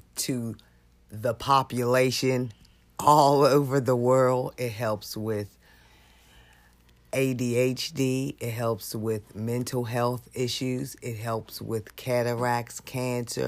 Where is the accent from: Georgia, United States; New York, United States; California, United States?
New York, United States; I'm from New York, Brooklyn, New York